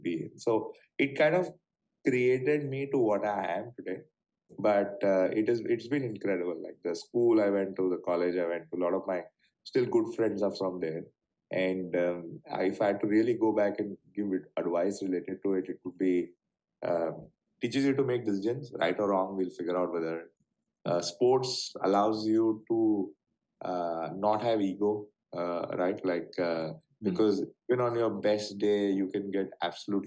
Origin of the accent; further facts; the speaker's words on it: Mumbai, Maharashtra, India; growing up in Bombay